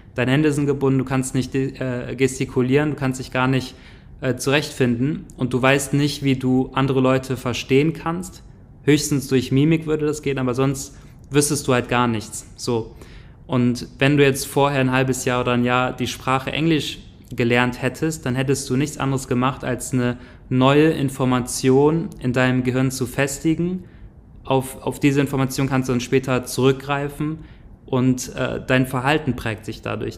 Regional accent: Grevenbroich, North Rhine-Westphalia, Germany; also born or lived in Neukirchen; ich bin äh, aufgewachsen in einem kleinen Dorf in der Nähe von Grevenbruch. Grevenbruch ist so ja, eine kleinere Stadt, die in der Nähe von Düsseldorf ist

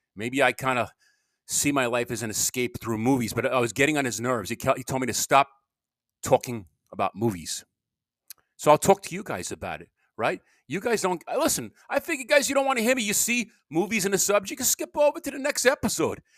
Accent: Long Island, New York, United States; moved away; I was from Long Island

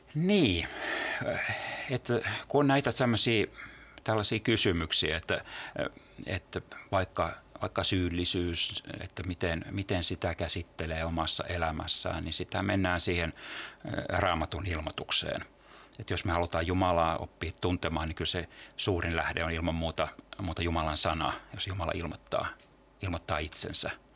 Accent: Turku, Southwest Finland, Finland; mä oon Turusta kotoisin

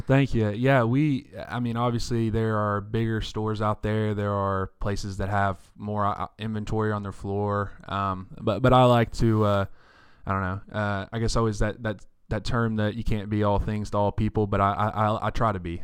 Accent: Paris, Texas, United States; I was born and raised right here in Paris

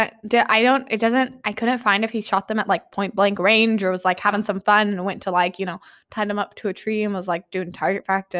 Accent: Kansas, United States; now in Georgia, United States; I'm from Kansas.

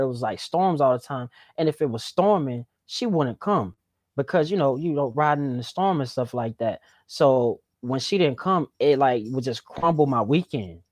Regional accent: the South, United States; I was from the South

